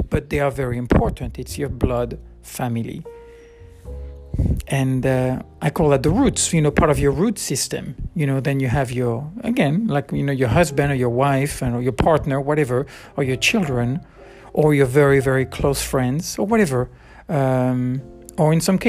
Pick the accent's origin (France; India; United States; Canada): France; around Bordeaux, Nouvelle-Aquitaine; moved away as an adult; I grew up in around Bordeaux. We moved 3 or 4 times, I guess. And, but anyway, always near Bordeaux.